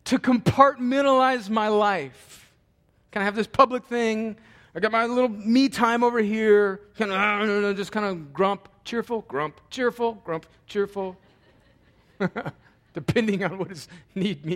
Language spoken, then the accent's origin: English; El Centro, California, United States; moved away; I was home in my hometown of El Centro, California